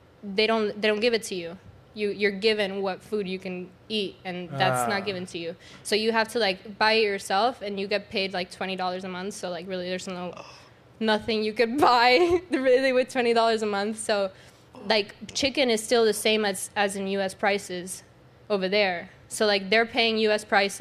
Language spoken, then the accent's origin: English; Cuba; now in United States; And that was when I came from Cuba in 2008.